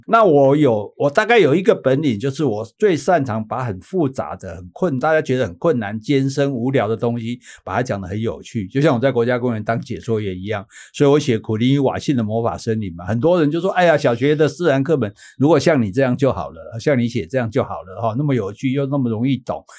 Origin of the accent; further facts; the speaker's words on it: Taiwan; 作为台湾人